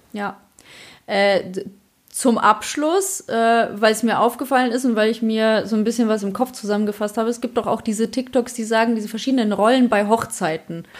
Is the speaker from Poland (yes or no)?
yes; Poland; now in Germany; Bei uns in Polen